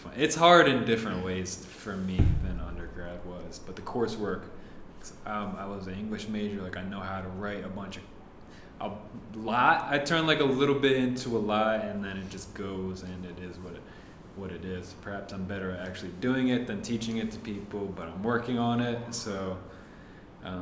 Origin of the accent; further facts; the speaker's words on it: Westminster, Maryland, United States; moved away as an adult; also born or lived in Owings Mills, Maryland; now in Baltimore, United States; that's the town that I said Westminster, my hometown, is like a suburb